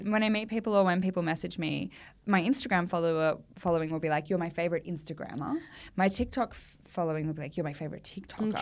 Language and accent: English; Australia; as an Australian actor